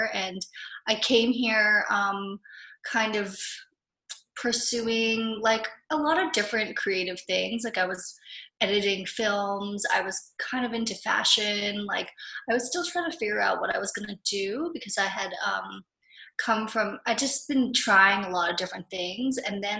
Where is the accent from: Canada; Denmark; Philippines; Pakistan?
Philippines; being someone who was like half American, half Japanese growing up in the Philippines, there was a lot of like identity crises happening and not knowing totally who I was.